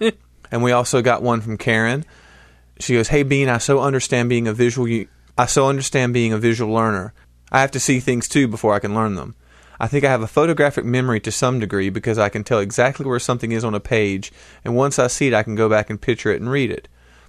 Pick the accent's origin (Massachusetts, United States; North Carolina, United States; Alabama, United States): Massachusetts, United States; Boston; accent: Boston; They actually treated me nice since I'm originally a Bostonian. I can't hide the accent.